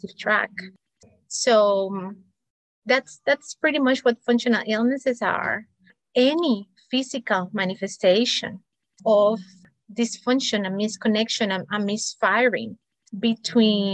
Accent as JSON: {"language": "English", "country": "Cuba", "tie": "born or raised there", "also_born_or_lived": "Spain / United States", "moved": "as an adult", "said": "I'm an immigrant, multicultural, and because of that, I was born in Cuba, studied medicine in Spain, then moved to the United States for my specialty training."}